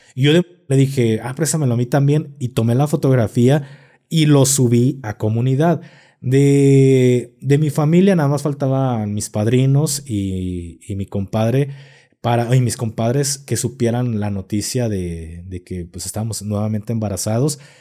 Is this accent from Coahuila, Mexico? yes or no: no; Guadalajara, Jalisco, Mexico; aquí en Guadalajara somos muy creyentes